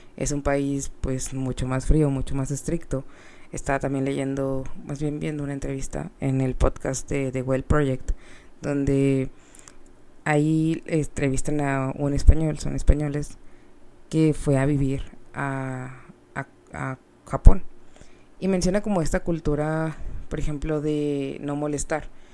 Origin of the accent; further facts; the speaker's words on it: Mexico; siendo mexicanos, eh, somos personas muy, pues más cálidas